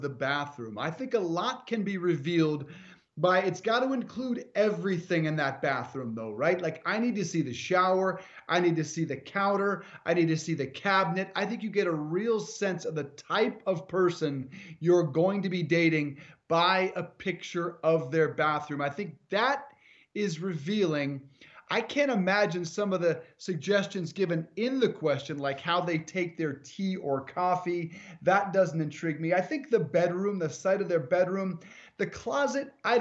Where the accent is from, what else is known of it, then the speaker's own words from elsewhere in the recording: Colorado, United States; moved away; on the road today in Colorado, in my home state